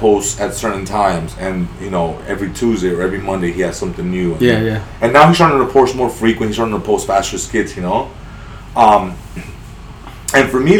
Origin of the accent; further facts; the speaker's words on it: San Fernando, California, United States; I'm from San Fernando. Grew up right there.